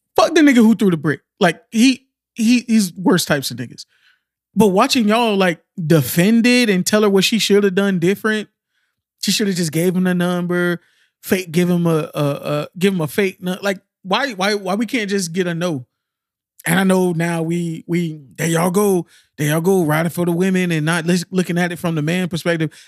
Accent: Miami, Florida, United States; I'm from Miami

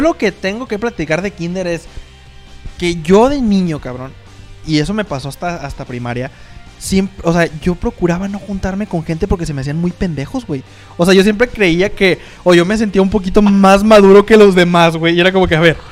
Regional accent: Mexico; somos mexicanos

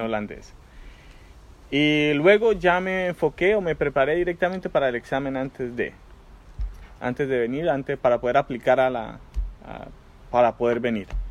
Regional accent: Colombia; moved away as an adult; also born or lived in Santiago de Chile; now in Netherlands; Yo crecí en Colombia

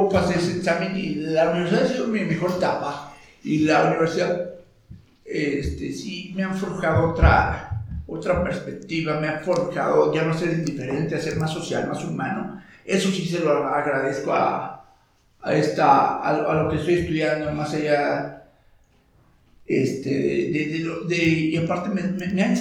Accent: Mexico; Me formó como ciudadano, como mexicano

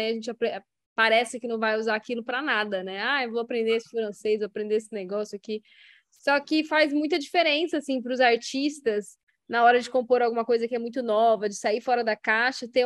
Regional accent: Brazil; acho que não é que nossa pronúncia é escrota, é que é um brasileiro falando inglês, e eu acho isso rico.

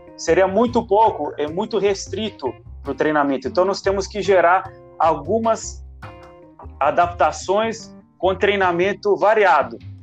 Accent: Italy; moved away as an adult; now in Brazil; eu sou italiano. Eu fui atleta lá na Itália, formei educação física na Itália

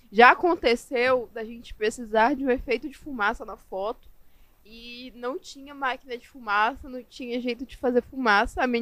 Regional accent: Manaus, Amazonas, Brazil; Sou, sou é, de Manaus, é sou nascida e na terrinha. Manaus é raiz.

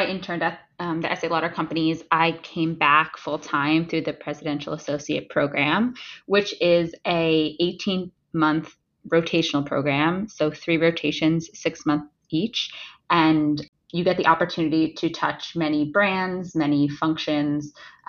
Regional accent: New Jersey, United States; moved away as an adult; also born or lived in Ohio; now in New York City, United States; I grew up in New Jersey, just a stone's throw away from where I live now in New York City. I grew up in a very residential area.

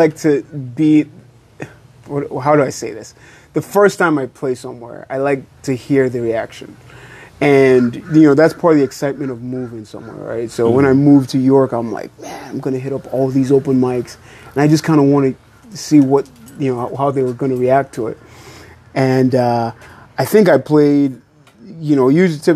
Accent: Nigeria; moved away; I was born in Nigeria

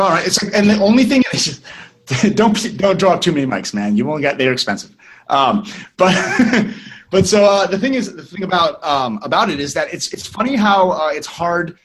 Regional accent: Northern California, United States; I'm from North, Northern California, so we say hello

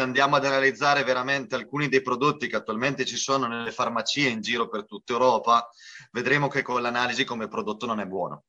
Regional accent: Abruzzo, Italy; now in Spain; è un piacere per noi qui dalla Spagna supportare un programma così fatto nel, nella mia terra di origine

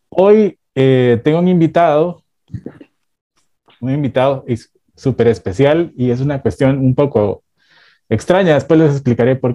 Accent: Bogotá, Colombia; now in New York, United States; Soy de Bogotá, Colombia. De Bogotá.

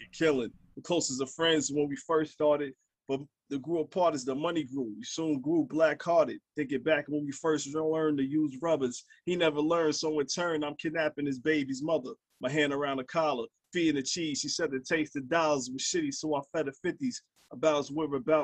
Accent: New York City, New York, United States; I grew up in Brooklyn, New York.

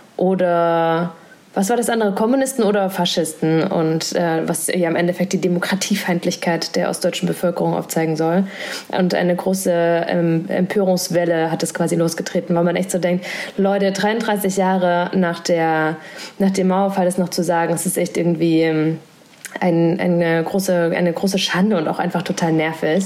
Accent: Thuringia, Germany; Thüringerin, Wendekind

